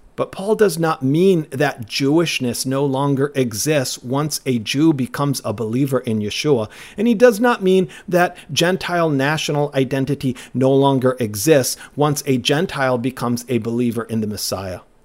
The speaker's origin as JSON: {"language": "English", "town": "Cottonwood", "region": "Minnesota", "country": "United States", "tie": "born or raised there", "said": "my hometown of Cottonwood, Minnesota"}